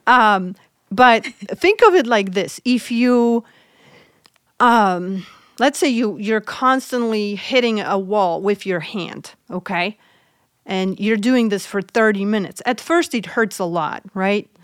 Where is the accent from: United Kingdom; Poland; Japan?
Poland; moved away; I'm originally from Poland